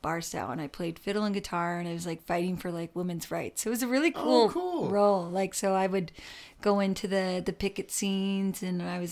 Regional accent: Ennismore, Ontario, Canada; I'm from Ennismore. So, went to school in Ennismore and then high school at St. Peter's.

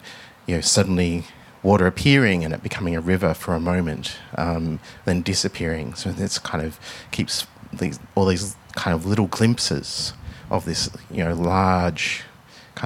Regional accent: Melbourne, Victoria, Australia; growing up in Melbourne

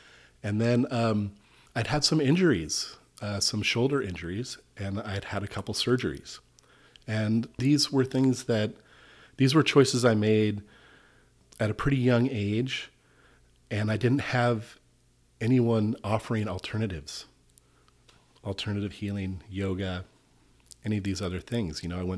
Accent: Malibu, California, United States; Well, I grew up in Southern California in Malibu. It was a beach life. Life of surfing.

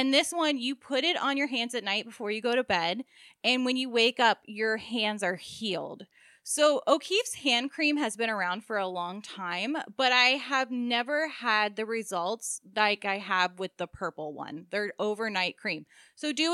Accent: Maryland, United States; now in South Florida, United States; we grew up in Maryland

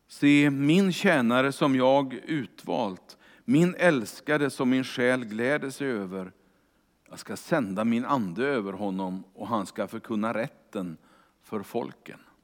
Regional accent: Kungälv, Västra Götaland, Sweden; Jag är ju uppvuxen i Kungälv utanför Göteborg

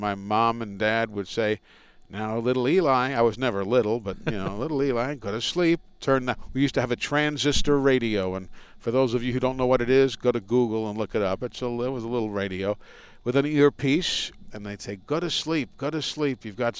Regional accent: New York City, New York, United States; moved away; when I was growing up in New York City

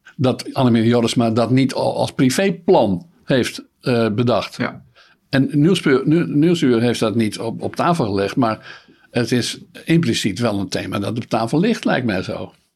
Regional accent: Netherlands

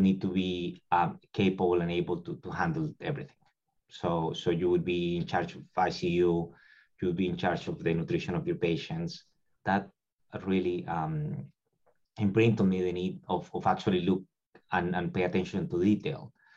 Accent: Colombia; moved away as an adult; now in Tampa, United States; I'm originally from Colombia

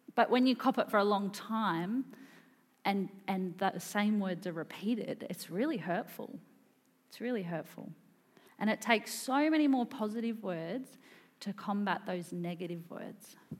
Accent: Wesburn, Victoria, Australia; moved away as an adult; now in Queensland, Australia; this is sort of where I grew up in the Yarra Ranges.

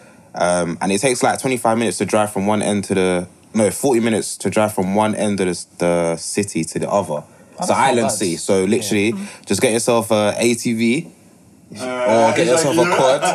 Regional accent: United Kingdom; I'm British

